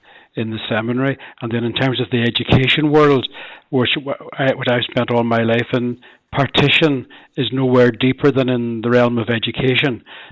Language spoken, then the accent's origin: English; Donegal, Ulster, Ireland; also born or lived in Belfast; I'm uprooting from Donegal and from my family and friends there. For the last 2.5 years, I've been a parish priest in South Donegal. Now, previous to that, I spent 19 years in Belfast, teaching in St Mary's University College there.